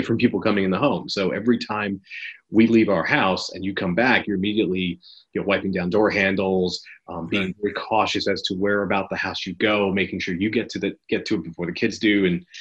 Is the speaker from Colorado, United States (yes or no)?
no; Teaneck, New Jersey, United States; moved away; I grew up in Teaneck, New Jersey